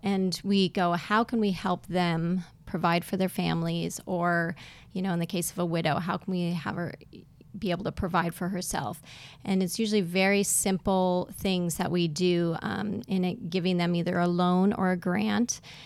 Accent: South Dakota, United States; now in East Texas, United States; I'm originally from up north, uh, South Dakota originally

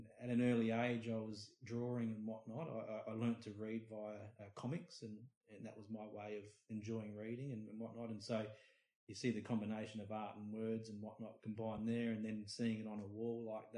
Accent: Adelaide, South Australia, Australia; moved away as an adult; now in Cairns, Australia; originally born and raised in Adelaide, South Australia

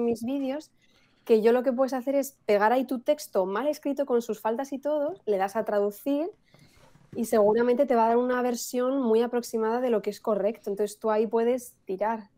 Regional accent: Spain; mi familia española, todos somos españoles, nadie era bilingüe ni nada. Entonces yo empiezo en el colegio, aquí en España

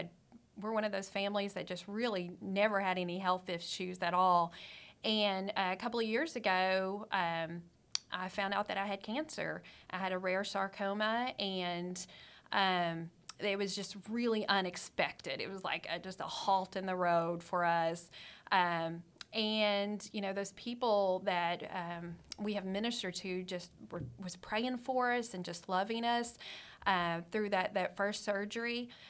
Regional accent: Amarillo, Texas, United States; Okay, you may not know this about me, but I'm a Texas girl.

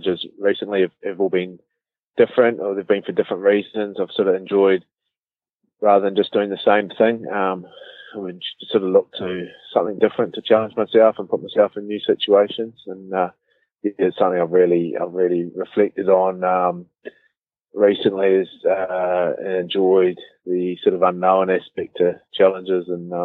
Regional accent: Auckland, New Zealand; also born or lived in Cambridge, Waikato; I grew up in Auckland, pretty normal sort of upbringing

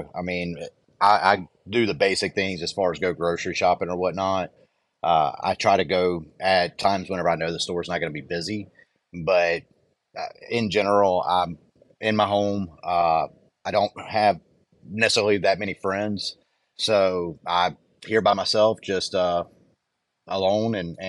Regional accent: the South, United States; I'm actually from the South.

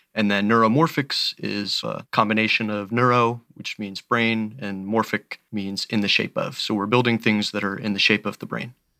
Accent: Belleview, Florida, United States; I grew up in a small town called Bellevue, Florida. It's about an hour south of Gainesville.

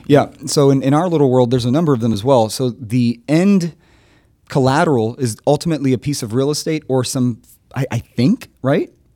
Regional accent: Miami, Florida, United States; I'm from Miami

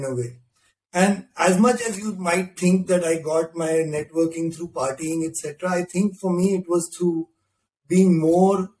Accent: Delhi, India; I grew up in Delhi and on the rough streets of West Delhi

